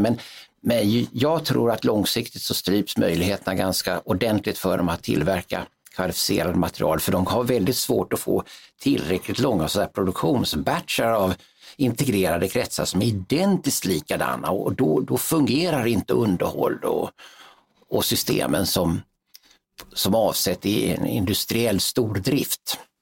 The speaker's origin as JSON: {"language": "Swedish", "country": "Sweden", "said": "som svensk officer"}